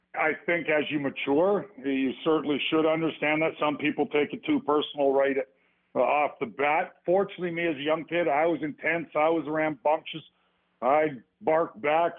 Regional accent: Edmonton, Alberta, Canada; I grew up with him in Edmonton, Alberta

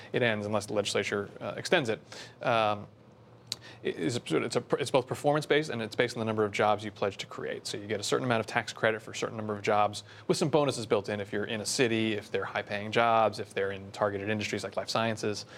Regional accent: Bergen County, New Jersey, United States; also born or lived in Washington / New York City; I grew up in Bern County, so, uh, born and raised in New Jersey

